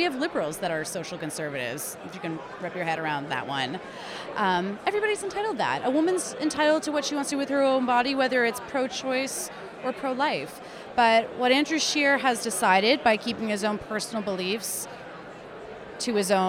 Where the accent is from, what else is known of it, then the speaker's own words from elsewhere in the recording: Toronto, Ontario, Canada; I'm from Toronto, Ontario.